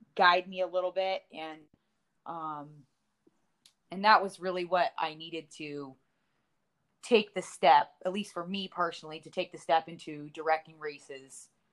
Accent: West Coast, United States; moved away; also born or lived in Big Bear, California; I'm originally from West Coast. Uh, I used to live in uh, Big Bear, California

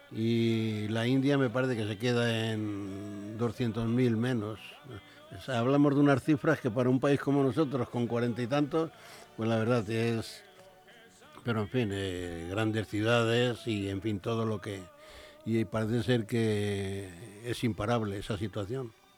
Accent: Madrid, Community of Madrid, Spain; now in Leganés, Spain; yo nací en Carabanchel y, aquí yo, aunque me he venido a Leganés

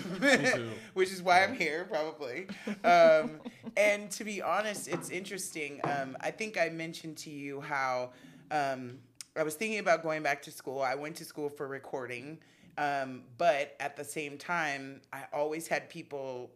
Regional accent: Los Angeles, California, United States; I am born and raised here in Los Angeles, mm-hmm. In LA proper and in Compton

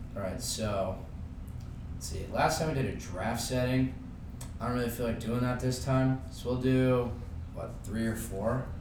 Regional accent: Long Island, New York, United States; I'm from Long Island.

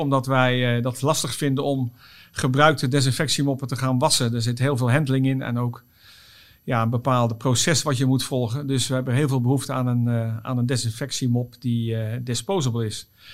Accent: Oss, North Brabant, Netherlands; het is niet Limburg, maar Brabant. Ik kom uit Os

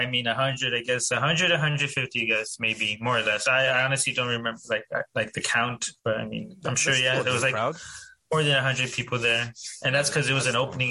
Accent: Mission, Texas, United States; I'm from Mission, Texas, and I'm a producer DJ based in South Texas.

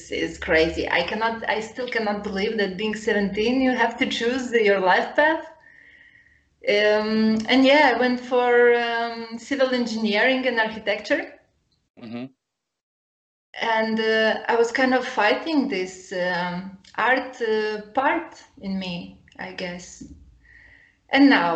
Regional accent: Lithuania; now in Porto, Portugal; So I grew up in Lithuania. And I grew up in the middle of nowhere, in nature.

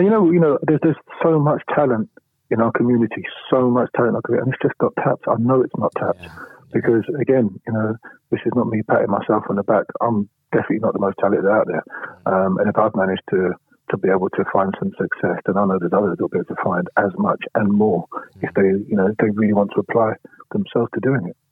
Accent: London, United Kingdom; also born or lived in Poplar, London; I was born in Bethnal Green

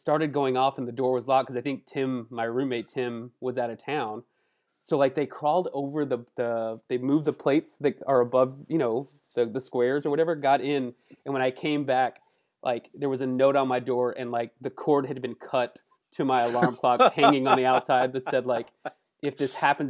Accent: Lubbock, Texas, United States; growing up in Lubbock

